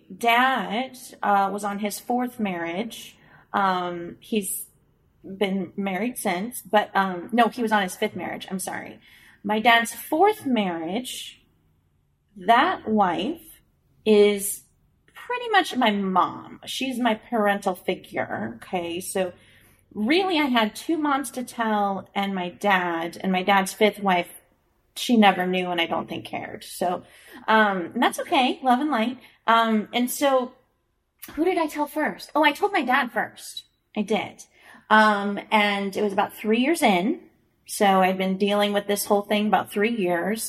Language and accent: English; Springfield, Illinois, United States; moved away; also born or lived in Chicago; I'm from Springfield, Illinois